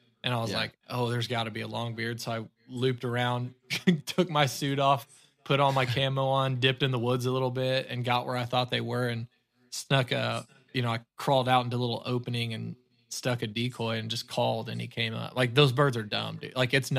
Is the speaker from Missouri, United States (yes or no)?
yes; Ozark, Missouri, United States; Like you said, I'm from Southwest Missouri, grew up in Ozark, Missouri, and finished school in Fayetteville.